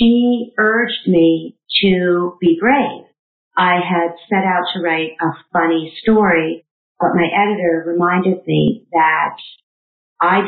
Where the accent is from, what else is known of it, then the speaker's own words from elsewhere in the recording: Canada; I am a Canadian middle child